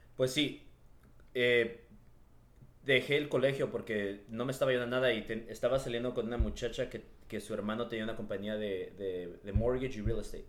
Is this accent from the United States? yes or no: yes; Los Angeles, California, United States; yo crecí en, en Echo Park, aquí en, por, el, por el centro de Los Ángeles